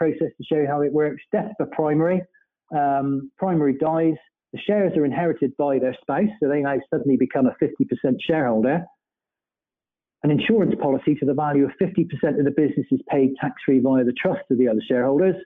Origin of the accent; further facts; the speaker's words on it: Bristol, South West England, United Kingdom; accent: Bristolian; my Bristolian accent